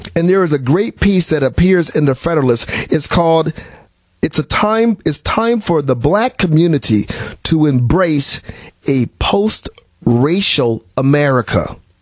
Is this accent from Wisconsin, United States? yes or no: yes; Milwaukee, Wisconsin, United States; moved away; I was from I'm from Milwaukee, Wisconsin originally.